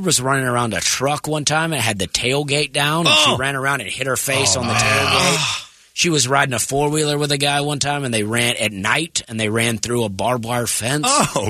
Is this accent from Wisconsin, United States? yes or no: no; Auburn, Alabama, United States; I grew up in Alabama and I grew up right next to Auburn University